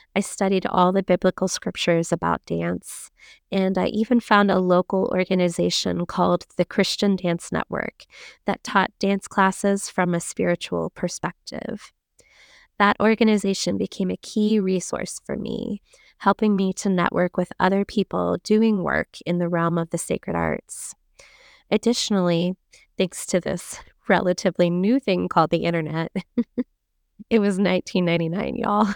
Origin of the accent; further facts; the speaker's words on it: Central Florida, United States; I grew up in Central Florida